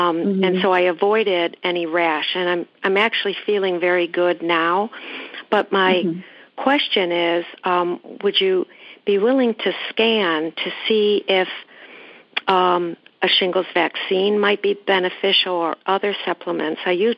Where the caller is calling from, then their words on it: Chicago, Illinois, United States; I'm good. I'm calling from Chicago.